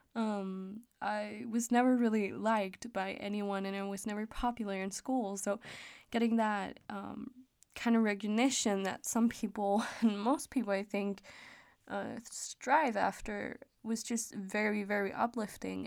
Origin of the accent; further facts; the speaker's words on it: Denmark; English is a second language; I am Danish, so, um, I may have a little bit of an accent when I'm talking English.